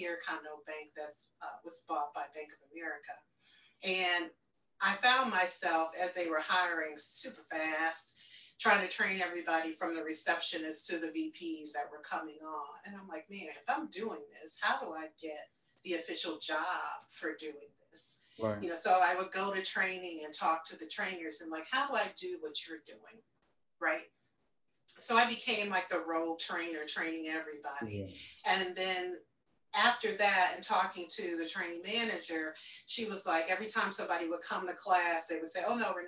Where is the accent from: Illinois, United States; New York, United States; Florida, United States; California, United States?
Illinois, United States; Chicago; I am from, born and raised in Chicago, Illinois